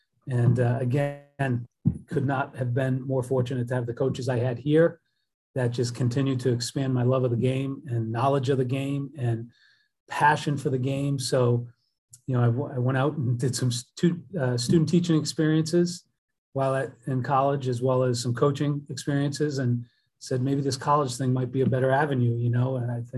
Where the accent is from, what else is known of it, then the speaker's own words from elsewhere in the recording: Northborough, Massachusetts, United States; So I grew up right outside of Worcester, a small town called Northborough, Massachusetts, and went to Algonquin Regional High School. It was a regional school with Southborough, and just had a great upbringing, you know, with my family.